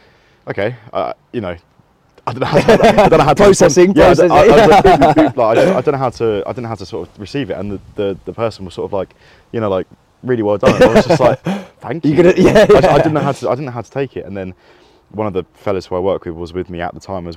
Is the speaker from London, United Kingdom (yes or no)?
yes; Cheam, London, United Kingdom; I'm 24, I'm from Cheam